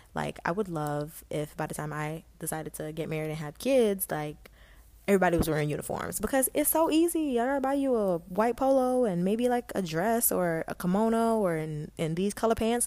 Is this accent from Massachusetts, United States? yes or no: no; Stafford County, Virginia, United States; also born or lived in Guyana; growing up in Stafford County, I went to Brook Point